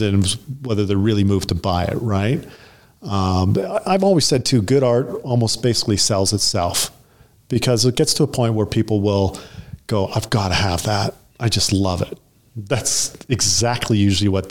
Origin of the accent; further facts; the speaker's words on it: Thunder Bay, Ontario, Canada; moved away as an adult; also born or lived in Sudbury, Ontario; now in Canmore, Canada; I grew up in Northern Ontario, Thunder Bay when I was a kid, and the outskirts of Sudbury, Ontario.